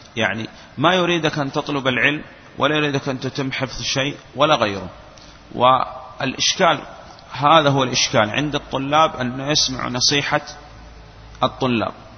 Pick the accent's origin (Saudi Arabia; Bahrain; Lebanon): Saudi Arabia; وعندنا في السعودية